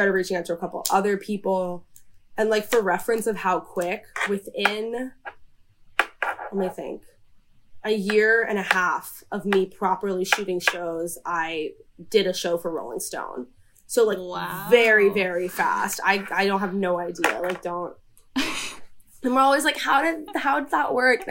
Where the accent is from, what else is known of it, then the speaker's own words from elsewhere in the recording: New York City, New York, United States; I grew up in New York City